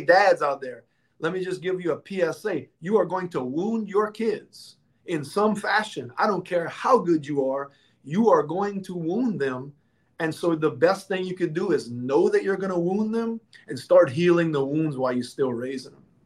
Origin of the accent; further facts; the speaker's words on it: Louisiana, United States; I'm from Louisiana.